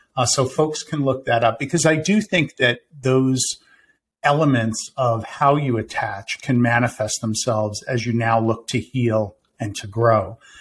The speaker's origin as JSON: {"language": "English", "town": "Winter Park", "region": "Florida", "country": "United States", "tie": "born or raised there"}